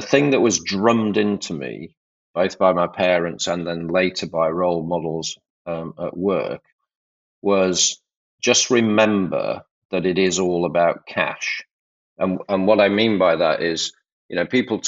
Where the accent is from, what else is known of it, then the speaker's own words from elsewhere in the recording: Yorkshire and the Humber, United Kingdom; I'm from Yorkshire. My parents are from Yorkshire.